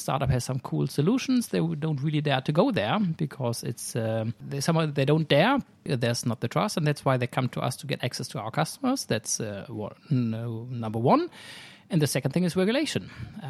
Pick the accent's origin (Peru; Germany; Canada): Germany; moved away as an adult; now in Sweden; I'm originally from Germany